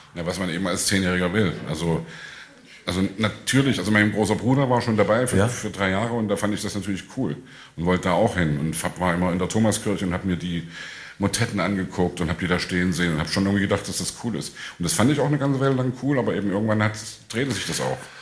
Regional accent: Leipzig, Saxony, Germany; ich komme aus Leipzig

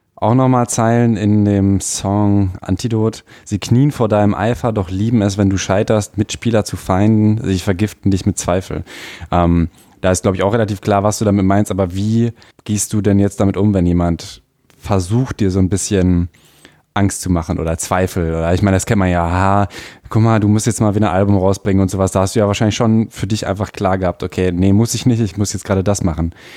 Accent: Ahlen, North Rhine-Westphalia, Germany; Wir sind beide in Aalen geboren.

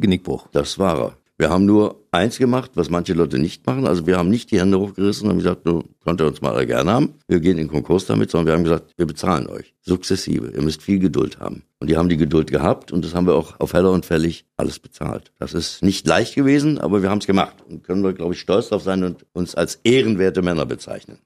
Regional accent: Bernburg, Saxony-Anhalt, Germany; in Bernburg, in meiner Geburtsstadt. Und dort habe ich so meine ersten Schritte gemacht

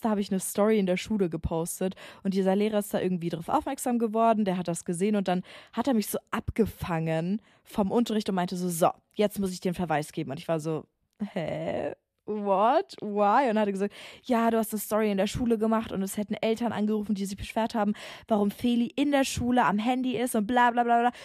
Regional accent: Bavaria, Germany; moved away; Also ich komme ja aus Bayern

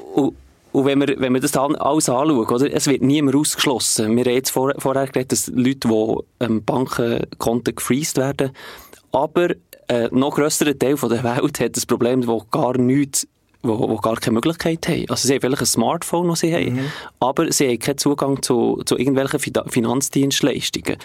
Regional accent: Bern, Switzerland; ich komme aus der Region Bern

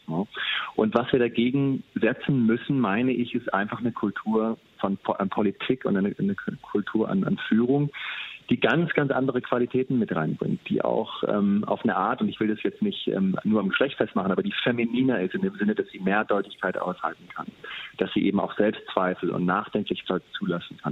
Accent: Germany; moved away as an adult; also born or lived in San Francisco, United States; als Deutscher mit, mit ähm, ganz guter Ausbildung

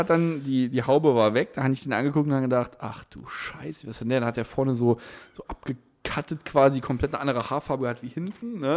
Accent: Ottweiler, Saarland, Germany; Es war das erste Mal, dass ich rausgekommen bin aus Ottweiler und Saarbrücken, Homburg.

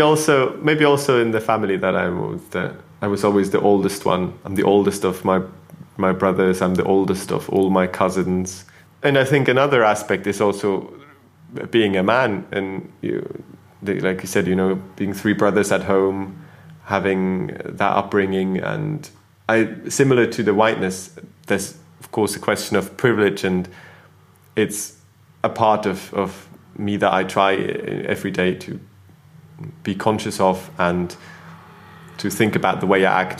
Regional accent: Switzerland; now in United Kingdom; growing up in Switzerland in school rarely talked or thought about uh, ethnicity

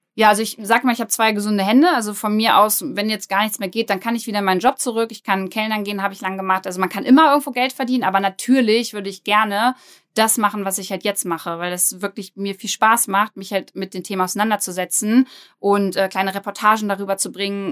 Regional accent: Braunschweig, Lower Saxony, Germany; ich komme aus Braunschweig, bin 29 Jahre alt

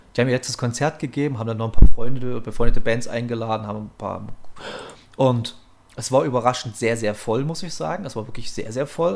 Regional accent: Saxony, Germany; wir sind ja evangelisch geprägt hier in Sachsen

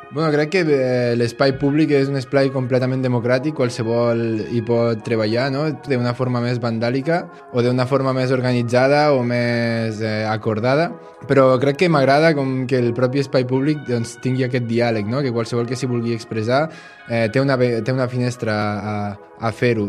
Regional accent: Bellmunt del Priorat, Catalonia, Spain; sóc de Bellmunt del Priorat

